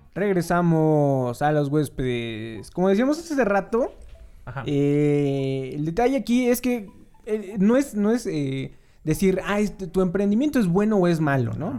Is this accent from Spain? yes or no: no; Mexico; como mexicanos